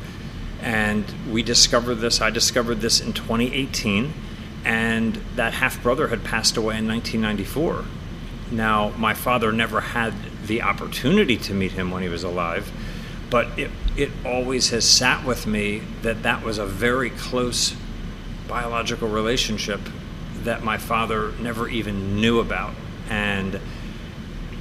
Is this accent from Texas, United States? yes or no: no; West Chester, Pennsylvania, United States; now in Denver, United States; my hometown of Westchester, Pennsylvania